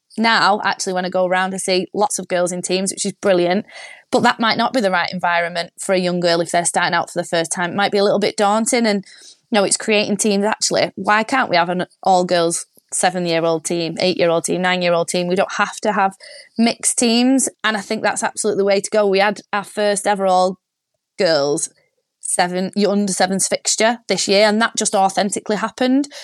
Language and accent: English; Warrington, North West England, United Kingdom; I'm from Warrington, which is big rugby league town